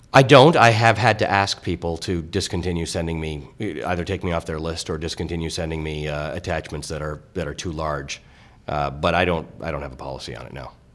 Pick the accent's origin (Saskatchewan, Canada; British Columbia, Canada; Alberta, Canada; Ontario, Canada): Ontario, Canada; Toronto; also born or lived in Kenya; I was raised in Canada. I, I go back to Africa a lot, but I was raised in Toronto.